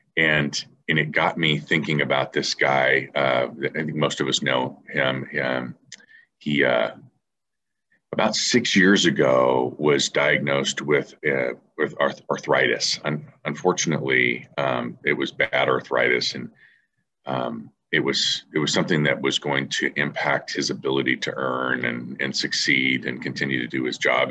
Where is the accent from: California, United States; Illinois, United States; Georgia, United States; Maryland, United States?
California, United States; San Diego; I'm from San Diego